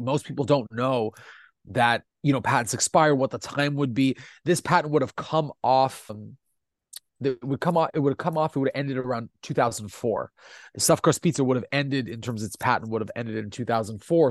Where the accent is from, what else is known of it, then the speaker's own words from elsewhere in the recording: Italy; first language Italian; English is a second language; io sono italiano